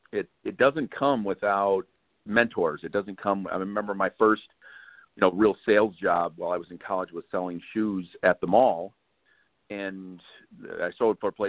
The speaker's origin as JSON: {"language": "English", "town": "Sioux City", "region": "Iowa", "country": "United States", "tie": "born or raised there", "moved": "yes", "said": "my hometown in Sioux City, Iowa"}